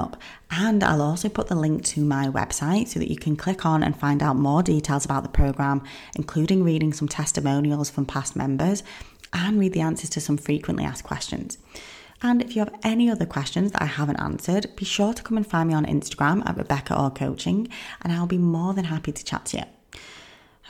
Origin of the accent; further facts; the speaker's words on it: England, United Kingdom; I'm from England